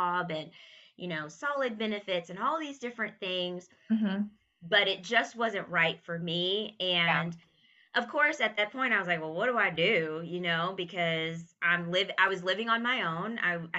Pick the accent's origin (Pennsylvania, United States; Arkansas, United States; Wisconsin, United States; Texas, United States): Texas, United States; moved away; also born or lived in Connecticut / New York; it will bring me back to my home state where I really wanted to be